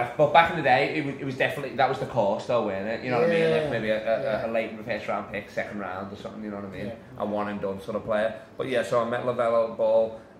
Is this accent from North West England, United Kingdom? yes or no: yes; Liverpool, North West England, United Kingdom; I'm a Scouser.